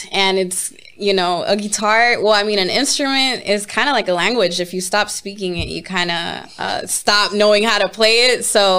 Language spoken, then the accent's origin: English; Los Angeles, California, United States; also born or lived in Koreatown / Hollywood; I grew up in Los Angeles, South Central to be specific.